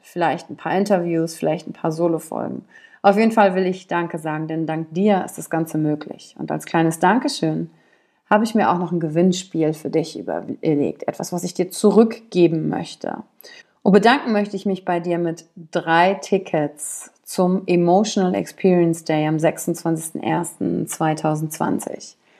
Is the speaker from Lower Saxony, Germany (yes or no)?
no; Wülfrath, North Rhine-Westphalia, Germany; also born or lived in Shanghai; aufgewachsen bin ich in Wülfrath